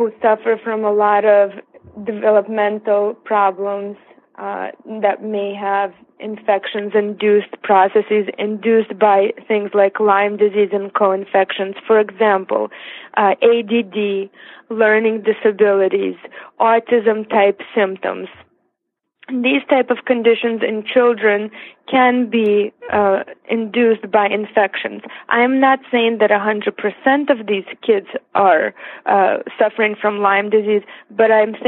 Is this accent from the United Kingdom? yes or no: no; Siberia, Russia; English is a second language; now in United States; I was actually born in Siberia